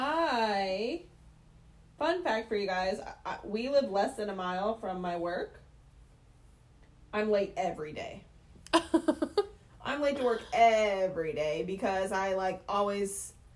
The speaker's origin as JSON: {"language": "English", "region": "Georgia", "country": "United States", "tie": "born or raised there", "said": "I grew up in Georgia."}